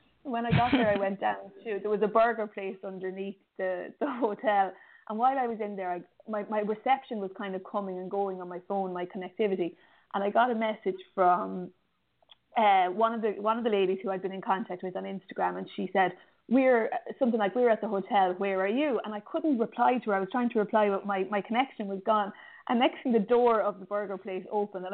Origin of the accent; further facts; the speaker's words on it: Ireland; I'm from Ireland and it rains a lot here